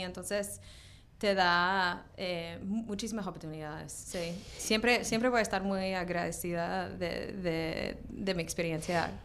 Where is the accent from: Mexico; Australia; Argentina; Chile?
Australia; now in New York, United States; crecí en Australia